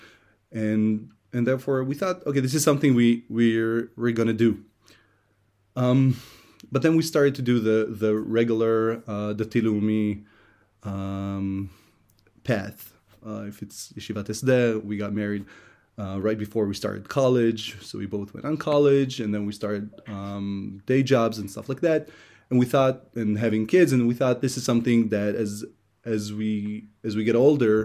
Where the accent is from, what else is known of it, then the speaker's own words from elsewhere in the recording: Hashmonaim, Israel; English is a second language; moved away as an adult; also born or lived in Philadelphia, United States; I was raised in Hashmonaim. My family is strictly Israeli